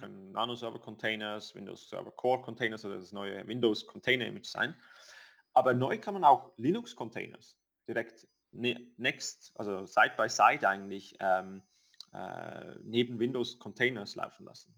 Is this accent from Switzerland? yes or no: yes; Switzerland; wir als Schweizer